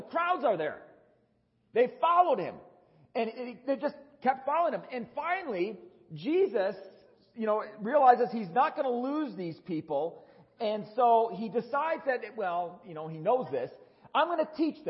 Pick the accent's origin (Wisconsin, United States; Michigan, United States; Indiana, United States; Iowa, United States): Wisconsin, United States; now in Tucson, United States; Growing up in Wisconsin